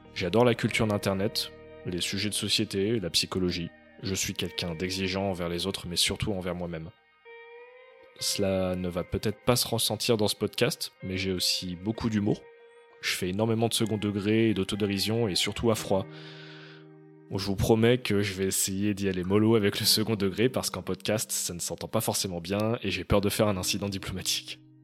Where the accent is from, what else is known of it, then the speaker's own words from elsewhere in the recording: Lyon, Auvergne-Rhône-Alpes, France; moved away as an adult; also born or lived in Montreal / Toronto; avant de revenir à Lyon, ma ville d'origine, en juillet 2022